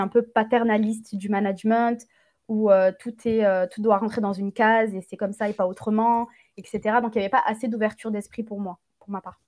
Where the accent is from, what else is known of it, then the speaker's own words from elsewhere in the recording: Gard, Occitania, France; Je suis originaire du sud de la France, dans le Gard, j'ai grandi dans le Gard